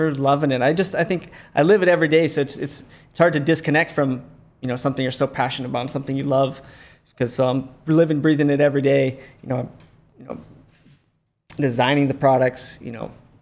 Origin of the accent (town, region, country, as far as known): Lihue, Hawaii, United States; born or raised there